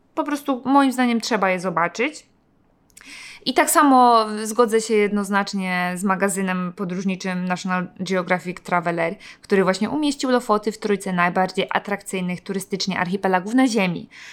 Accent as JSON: {"language": "Polish", "country": "Poland", "also_born_or_lived": "Gdańsk", "said": "jesteśmy właśnie z Polski"}